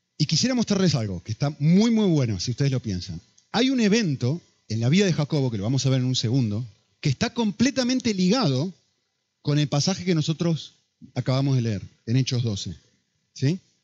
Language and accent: Spanish; Argentina; now in Spain; Soy argentino